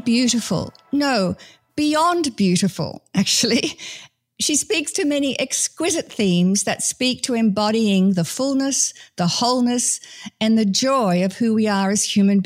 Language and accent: English; Australia; I come from Australia, British heritage